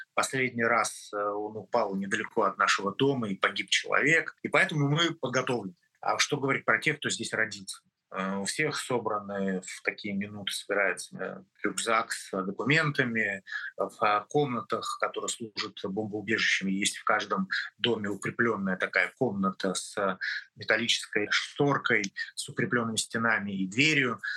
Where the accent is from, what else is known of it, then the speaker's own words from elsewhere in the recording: Russia; moved away as an adult; now in Israel; я россиянин, э, в анамнезе 53 года прожил в России, родился там, учился там